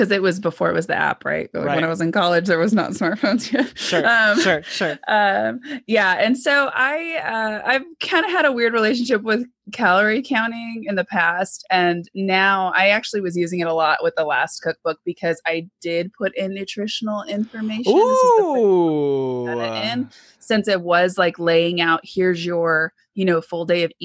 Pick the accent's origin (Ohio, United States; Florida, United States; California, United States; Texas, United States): California, United States; Southern; I grew up in Southern California